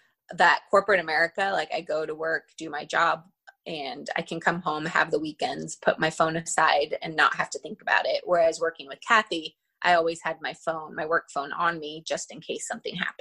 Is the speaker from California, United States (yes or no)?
yes; Northern California, United States; born or raised there; moved away as an adult